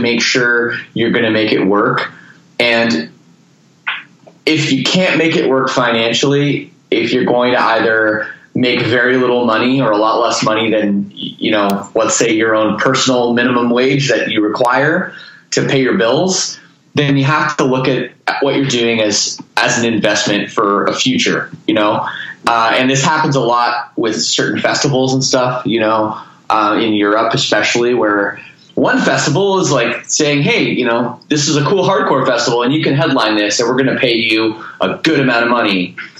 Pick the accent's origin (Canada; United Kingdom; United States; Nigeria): Canada; Toronto, Ontario; moved away as an adult; now in Windsor, Canada; I'm from Toronto.